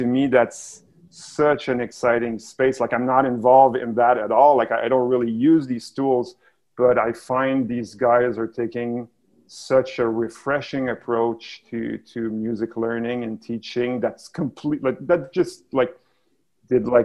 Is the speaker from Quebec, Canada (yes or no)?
yes; Montreal, Quebec, Canada; I'm from here originally.